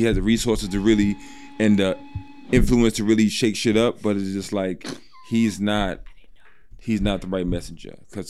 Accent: Arizona, United States; We're from Arizona.

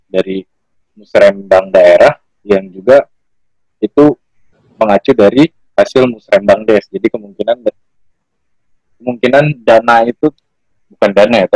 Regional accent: North Sumatra, Indonesia; kampung aku juga kampung aku di daerah Sumatera Utara

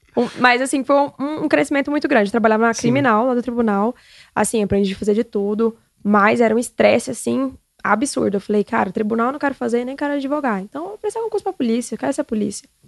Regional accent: Xinguara, Pará, Brazil; moved away; eu vim de Xinguara, lá do Pará, para cá para estudar

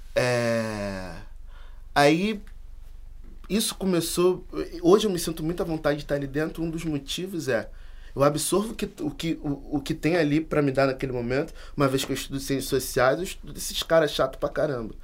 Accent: Brazil; Nós somos americanos do Sul, nós somos brasileiros.

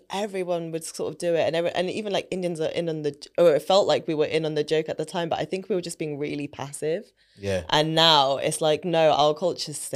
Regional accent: United Kingdom; coming back to like the premise of our podcast about our experiences of being British Asian, like that is it.

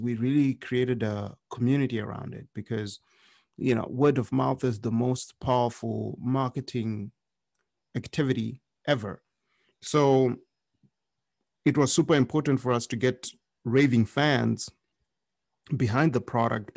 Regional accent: Zimbabwe; now in United States; I had experienced hunger while living in Zimbabwe because I grew up in Zimbabwe.

